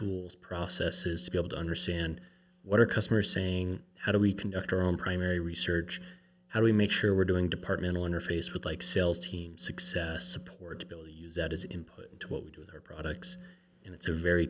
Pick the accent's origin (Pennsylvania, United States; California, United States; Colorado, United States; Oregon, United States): Colorado, United States; moved away as an adult; now in Utah, United States; I grew up in Colorado